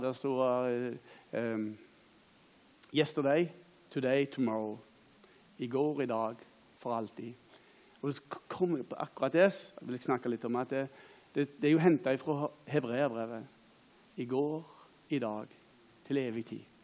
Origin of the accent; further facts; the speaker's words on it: Åkrehamn, Rogaland, Norway; Jeg er da ifra Åkra